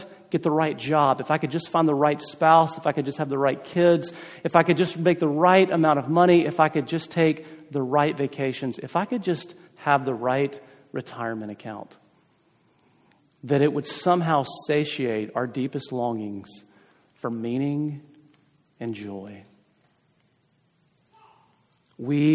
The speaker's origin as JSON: {"language": "English", "region": "South Carolina", "country": "United States", "moved": "yes", "said": "I'm from South Carolina originally"}